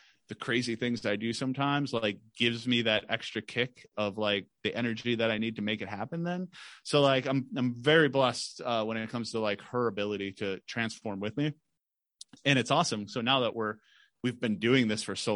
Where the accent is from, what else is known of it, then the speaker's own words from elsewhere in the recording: Michigan, United States; moved away as an adult; now in Phoenix, United States; we're from Michigan